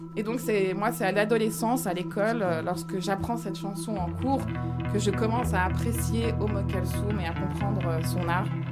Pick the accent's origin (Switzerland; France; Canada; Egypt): Egypt; Cairo, Cairo Governorate; moved away; mon enfance au Caire